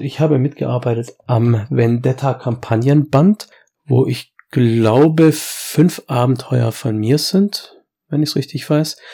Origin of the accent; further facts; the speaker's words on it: Swabia, Germany; bei uns im Schwabenland